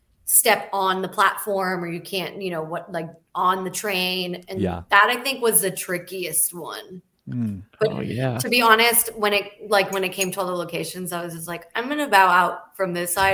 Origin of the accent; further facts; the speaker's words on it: Arizona, United States; now in California, United States; I'm from Arizona originally, but I'm from the California forever.